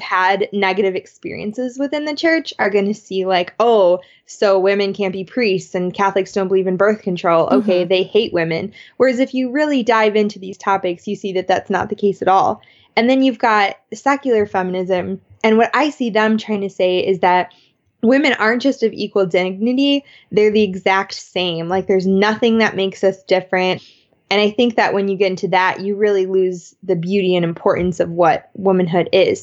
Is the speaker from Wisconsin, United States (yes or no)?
yes; Madison, Wisconsin, United States; I'm from Madison, Wisconsin, and anyone who's been there knows it's like hippieville.